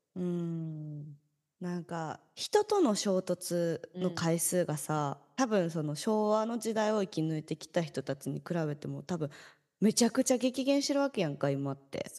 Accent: Kansai, Japan; moved away as an adult; now in Tokyo, Japan; 私なんてこう関西出身でさ、東京で

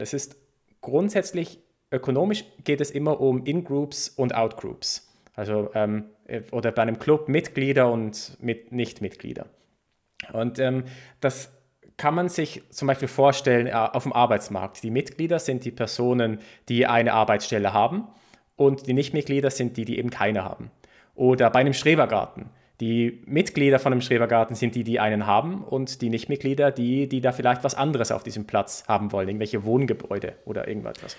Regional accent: Basel, Basel-Stadt, Switzerland; es gab so einen Comicbuchladen bei uns in Basel

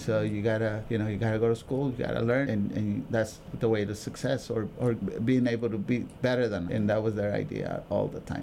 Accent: Oxnard, California, United States; also born or lived in Mexico; I was from that community, I got the job.

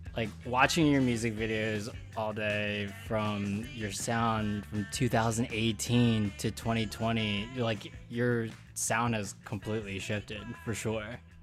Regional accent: Philadelphia, Pennsylvania, United States; now in Brooklyn, United States; I'm also from Philly, too

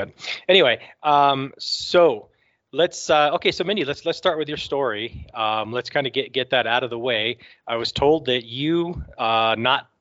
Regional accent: north of Toronto, Ontario, Canada; I grew up north of Toronto

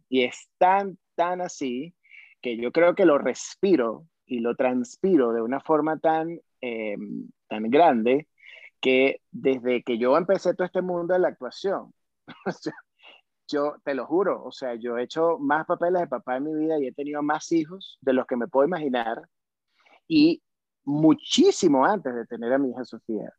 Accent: Venezuela; now in Mexico City, Mexico; soy un, venezolano más en la Ciudad de México

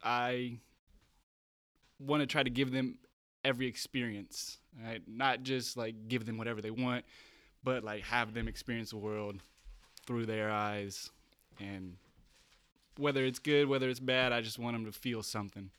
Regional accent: Bay Area, California, United States; moved away as an adult; also born or lived in Santa Cruz; now in San Diego, United States; I grew up in the Bay Area

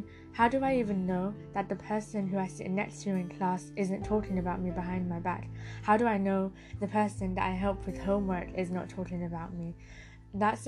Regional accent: United Kingdom; I am a British Bangladeshi

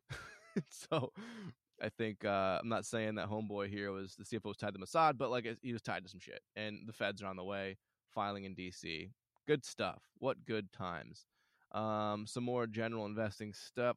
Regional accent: Michigan, United States; I'm from Michigan

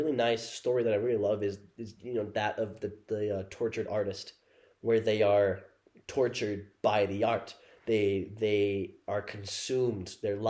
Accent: Utah, United States; We're from Utah

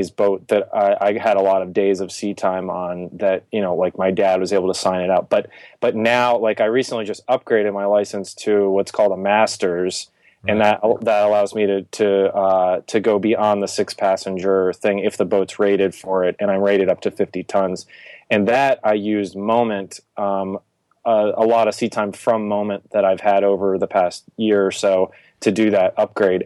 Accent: Virginia, United States; also born or lived in New England; I'm from originally the New England area, and then I grew up in Virginia

